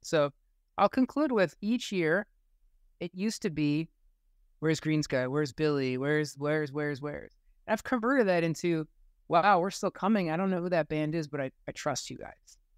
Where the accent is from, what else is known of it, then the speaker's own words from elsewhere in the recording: United States; growing up in the United States at this time